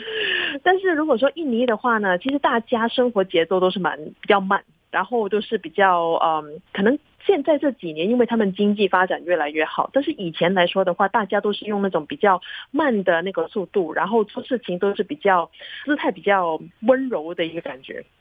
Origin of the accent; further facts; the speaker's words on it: Hong Kong; also born or lived in Singapore; now in Taiwan; 我从小在香港长大